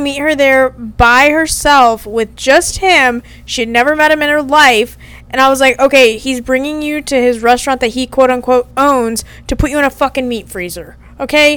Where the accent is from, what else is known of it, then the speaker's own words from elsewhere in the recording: Texas, United States; I'm from Texas. I'm currently in Arkansas